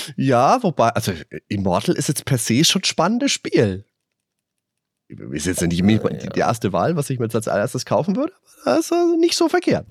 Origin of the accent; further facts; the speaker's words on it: Würzburg, Bavaria, Germany; Ich bin ja in Würzburg groß geworden